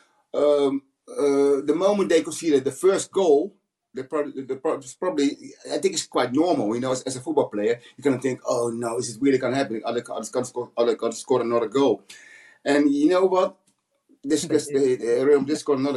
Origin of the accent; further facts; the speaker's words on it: Rotterdam, South Holland, Netherlands; moved away; I'm from Holland, from Rotterdam. It's my hometown